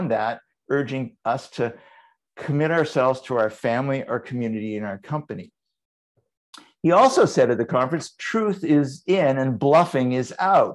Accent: Vancouver, British Columbia, Canada; my hometown, Vancouver.

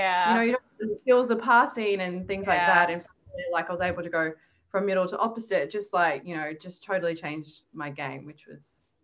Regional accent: Kingaroy, Queensland, Australia; also born or lived in Brisbane; I grew up in Kingaroy, which is a small country town.

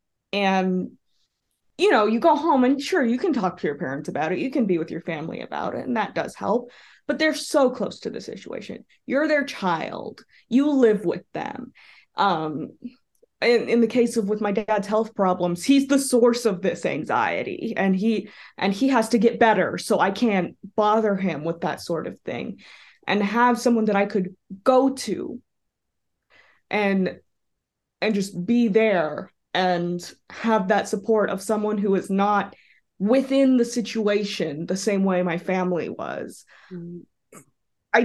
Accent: Texas, United States; a very liberal kid with very liberal parents growing up in Texas

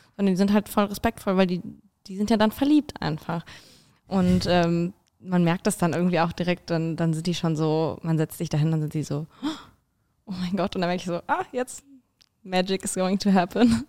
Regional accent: Italy; now in Berlin, Germany; ich bin Italienerin.

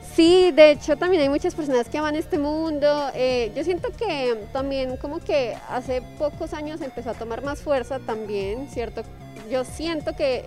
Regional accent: Colombia

